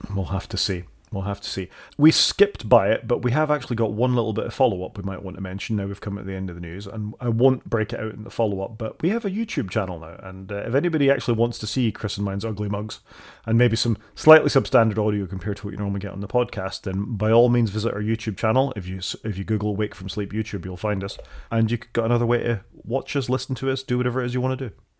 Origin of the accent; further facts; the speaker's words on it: Scotland, United Kingdom; accent: Scottish; my accent